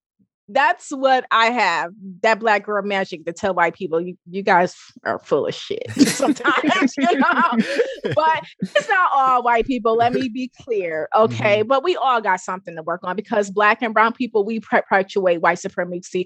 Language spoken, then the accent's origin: English; Pontiac, Michigan, United States; also born or lived in Hattiesburg, Mississippi; I'm from Pontiac, Michigan. Even though I was born in Hattiesburg, Mississippi, I'm from Pontiac, Michigan